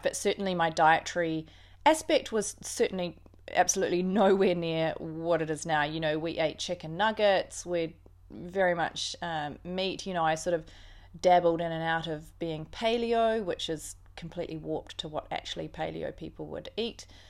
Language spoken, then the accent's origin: English; Auckland, New Zealand; also born or lived in Christchurch; I grew up in New Zealand, in Auckland predominantly, uh, born in Christchurch, but grew up in Auckland